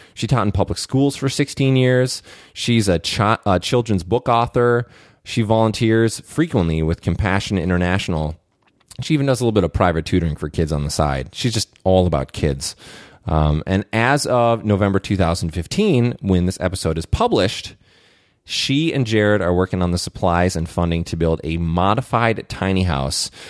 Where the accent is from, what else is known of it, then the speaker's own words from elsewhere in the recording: Saint Paul, Minnesota, United States; I grew up in Saint Paul, Minnesota